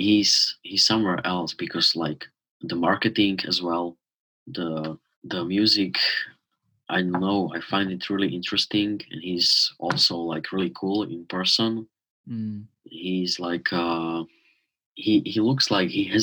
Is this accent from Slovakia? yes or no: yes; Slovakia; born or raised there